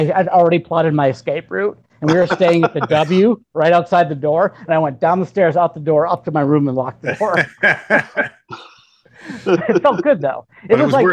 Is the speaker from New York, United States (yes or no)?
yes; Syracuse, New York, United States; I was born in Syracuse, New York.